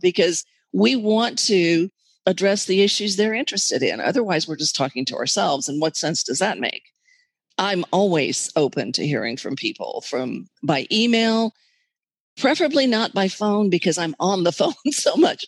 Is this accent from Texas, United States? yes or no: yes; Texas, United States; Being a Texan